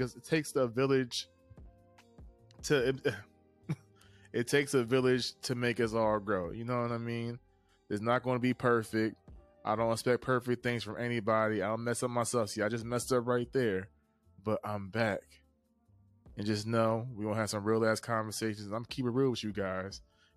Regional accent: East Coast, United States; I'm a kid from the East Coast

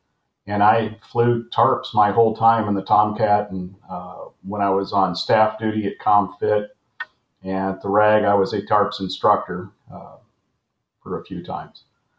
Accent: San Francisco Bay Area, East Bay, California, United States; I'm from the San Francisco Bay Area, is where I grew up, East Bay.

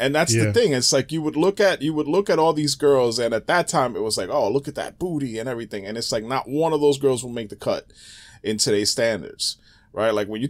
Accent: Bronx, New York, United States; Yep, born in the Bronx. Yeah, yeah.

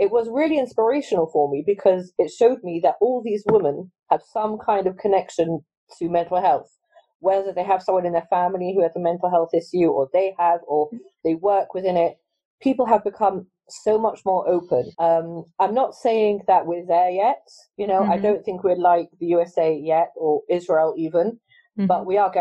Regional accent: London, United Kingdom; also born or lived in Manchester; I grew up in London. I've always lived in London

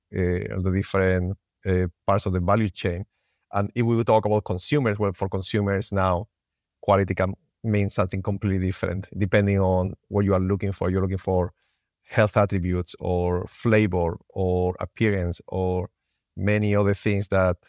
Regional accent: Spain; English is a second language; moved away as an adult; also born or lived in Finland; Yeah, I'm originally from Spain. I always wanted to be a veterinarian. So I went to college and I became a vet. I didn't find an attractive job in Spain, so I ended up moving to Finland

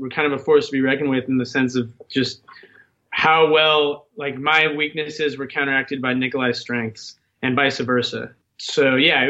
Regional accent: Seattle, Washington, United States; also born or lived in Southern California; I'm from Seattle

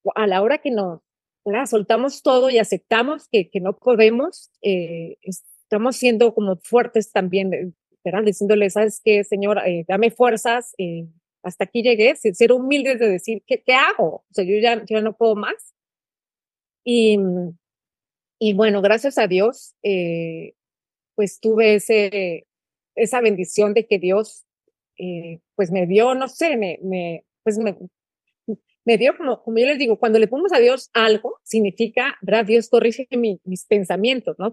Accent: San Luis Potosí, Mexico; moved away as an adult; also born or lived in Monterrey, Mexico; now in Guatemala; soy potosina

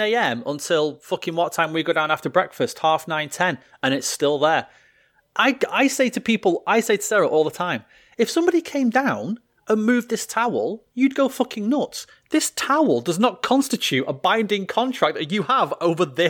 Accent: United Kingdom; we're British.

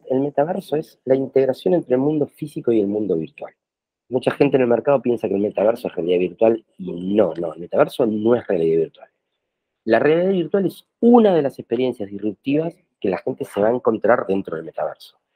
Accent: Buenos Aires, Argentina; born there; argentino, nacido en Buenos Aires

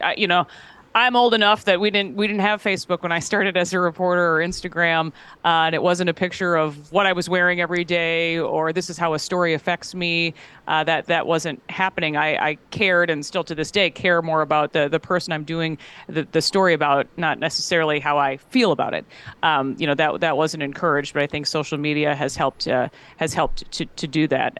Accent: Minnesota, United States; being a Midwesterner and, you know, Minnesota kid

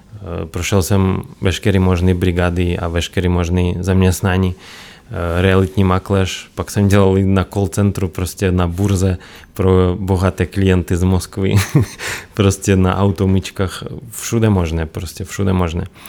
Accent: Belarus; Czech is a second language; moved away as an adult; now in Czech Republic; já jsem z Běloruska původem. Tam jsem bydlel 17 let

